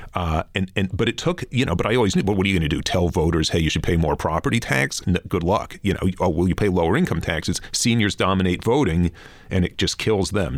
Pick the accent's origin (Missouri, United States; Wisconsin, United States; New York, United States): New York, United States; New York City; moved away as an adult; now in Vancouver, Canada; I grew up in Flatbush, Brooklyn